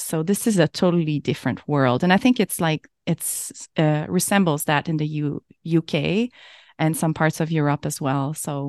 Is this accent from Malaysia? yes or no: no; Quebec, Canada; So I'm from Canada, and in Quebec we have an entire year.